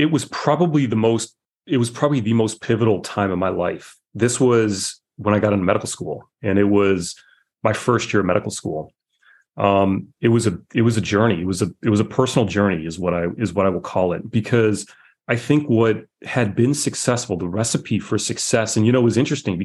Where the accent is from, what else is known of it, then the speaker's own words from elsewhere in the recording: just outside of Detroit, Michigan, United States; I grew up just outside of Detroit